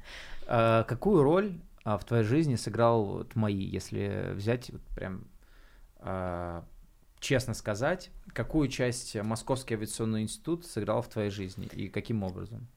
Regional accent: Klintsy, Bryansk Oblast, Russia; moved away as an adult; now in Moscow, Russia; я из Брянской области города Клинцы приехал

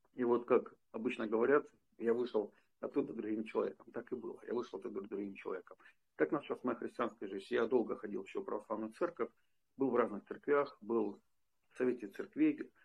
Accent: Donetsk, Donetsk Oblast, Ukraine; moved away as an adult; also born or lived in Prokhladny, Kabardino-Balkaria, Russia; в городе Донецке, это мой родной город, я из Донецка

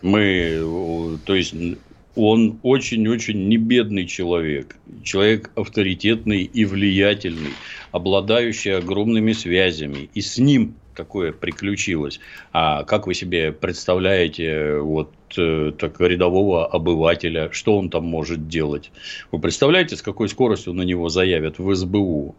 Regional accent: Ukraine; moved away; also born or lived in Leningrad; я долго считал, что я украинец, раз я там родился

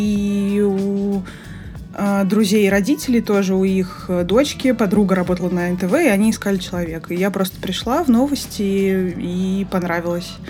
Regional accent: Moscow, Russia; 31 год. Родилась и выросла в Москве.

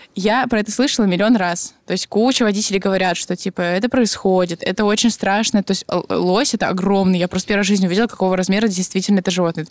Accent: Irkutsk, Irkutsk Oblast, Russia; Я росла в Аркуте

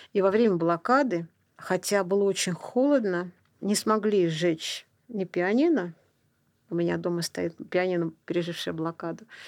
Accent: Saint Petersburg, Russia; Я родилась в Ленинграде

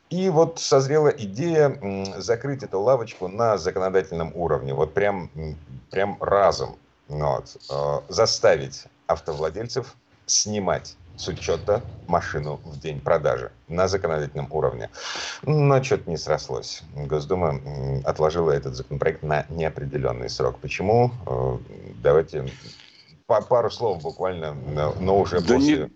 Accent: Moscow, Russia; из Москвы

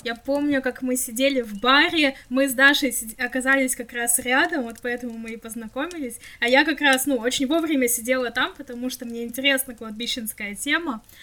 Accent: Krasnoyarsk, Krasnoyarsk Krai, Russia; moved away; я когда поеду домой в Красноярск

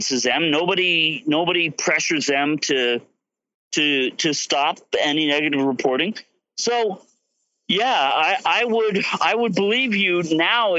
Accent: Palm Beach County, Florida, United States; moved away as an adult; now in Russia; Palm Beach County, Florida

